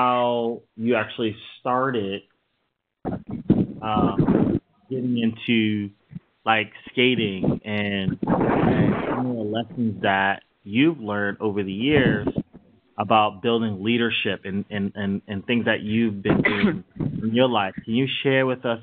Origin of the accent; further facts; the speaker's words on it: New York, United States; I'm from New York